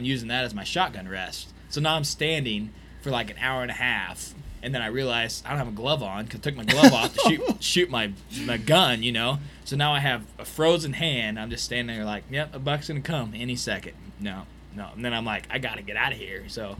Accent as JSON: {"language": "English", "region": "Missouri", "country": "United States", "said": "I'm from Missouri."}